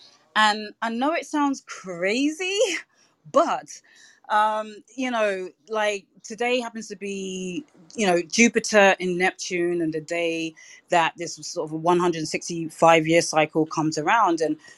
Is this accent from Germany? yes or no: no; United Kingdom; now in New York, United States; And so as a Brit in New York, like the first thing I was thinking was I have absolutely no clue when it comes to guns. It's not a culture that we have in the UK.